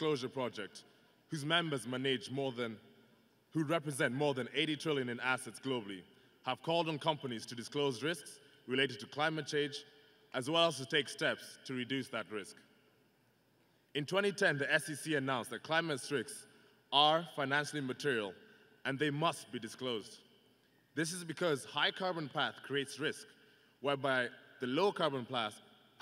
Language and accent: English; Kenya; moved away as an adult; now in Iowa, United States; I hail from Kenya